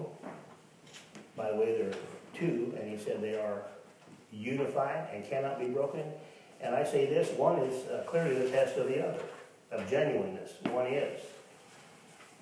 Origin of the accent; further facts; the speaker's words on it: Tonganoxie, Kansas, United States; I'm from Tonganoxie